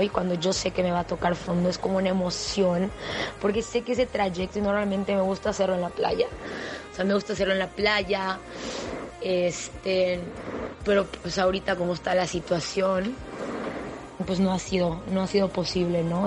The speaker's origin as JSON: {"language": "Spanish", "town": "Mérida", "region": "Yucatán", "country": "Mexico", "said": "soy de Mérida, Yucatán"}